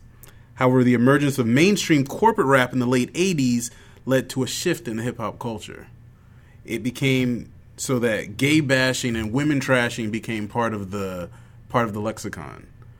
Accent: Bronx, New York, United States; sorry. I'm in from the Bronx.

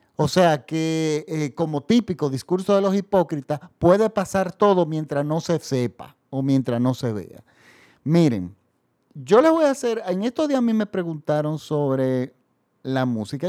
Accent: Dominican Republic; En mi país, el público masivo no consume cine francés

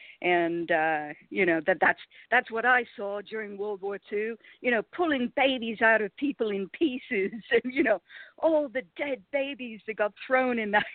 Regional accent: Toronto, Ontario, Canada; Yep, that's right. Lived here all my life. I'm as Canadian as a sack of wet maple leaves.

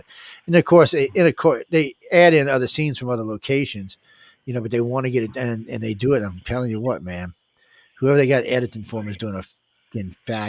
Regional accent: the South, United States; I'm from the South

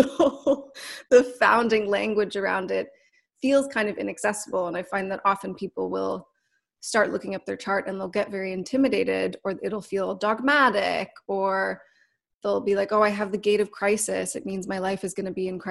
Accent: Canada; now in Los Angeles, United States; I'm Canadian, so I'm not even from here

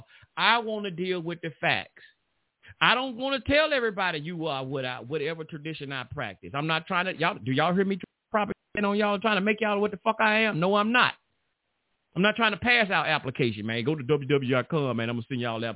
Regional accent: United States; I'm from America

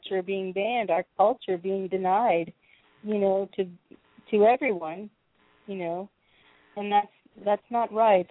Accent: Oswego, New York, United States; Oswego, New York. It's a little town, maybe a village on Lake Ontario, north of Syracuse.

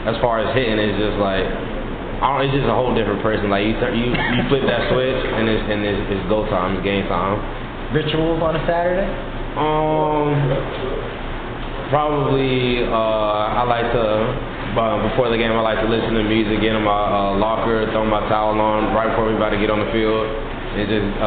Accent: St. Petersburg, Florida, United States; I'm actually from St. Petersburg. I played probably like 10 minutes away from here.

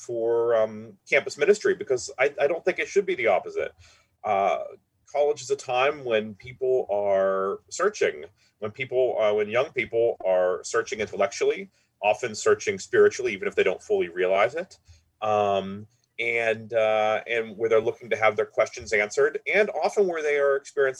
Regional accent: Pittsburgh, Pennsylvania, United States; I was born and raised in Pittsburgh

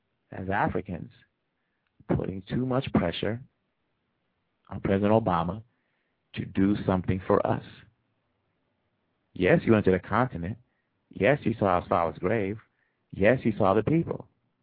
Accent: DR Congo; English is a second language; now in Boston, United States; Me, I'm Congolese. I was born in Congo. My adopted home is Boston, Massachusetts, the United States.

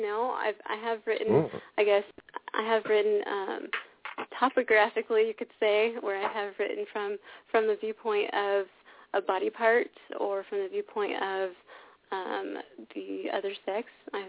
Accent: California, United States; We're both from California

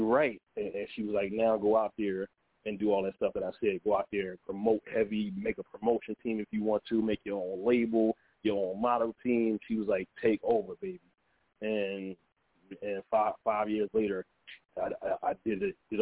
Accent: Philadelphia, Pennsylvania, United States; I was born in Philadelphia, Pennsylvania, and I lived out there

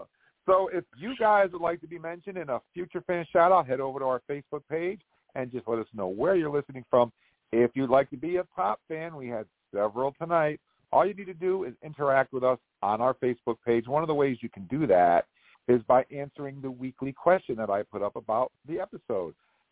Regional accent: Vermont, United States; I represent my home state here … from Vermont.

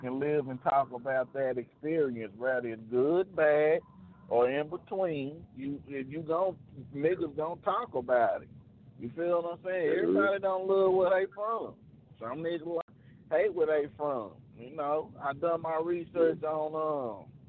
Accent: Dallas, Texas, United States; moved away; I was born in Dallas

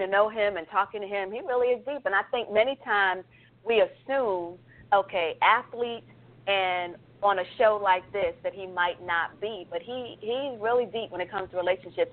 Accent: New York City, New York, United States; now in Alpharetta, United States; I may live in Alpharetta, but I'm from Brooklyn

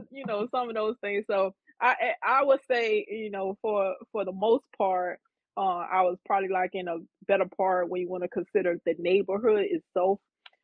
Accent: Opa-locka, Florida, United States; But my upbringing, I was in Opa-locka. I went to Kara City. it was some tough times. I stayed in the city for a little bit, but for the most part, I grew up in Opa-locka.

